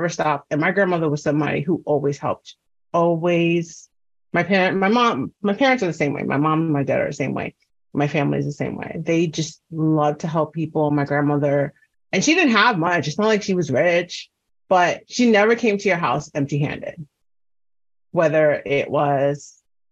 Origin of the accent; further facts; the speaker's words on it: New York City, New York, United States; I'm from New York City, before Google Maps.